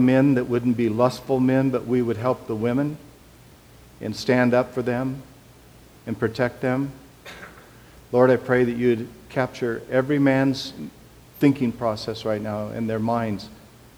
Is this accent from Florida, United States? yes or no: no; Portland, Oregon, United States; I'm from East Portland